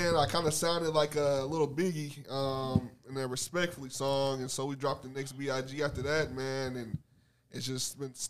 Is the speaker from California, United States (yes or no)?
no; Lebanon, Tennessee, United States; do I say I'm from Nashville? Mm. Do I say I'm from Lebanon?